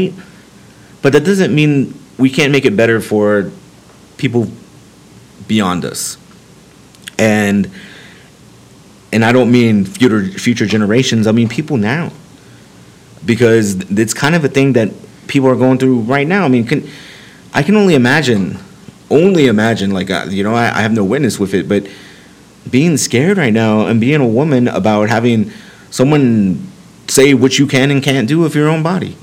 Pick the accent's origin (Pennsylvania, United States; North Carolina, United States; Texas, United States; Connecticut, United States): Texas, United States; me being a Texan, I've lived in the state my entire life